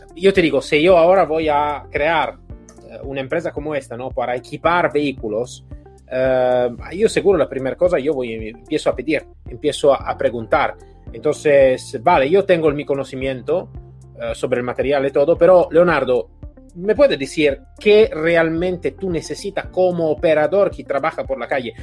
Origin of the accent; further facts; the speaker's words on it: Italy; Spanish is a second language; yo soy un poquito un italiano atípico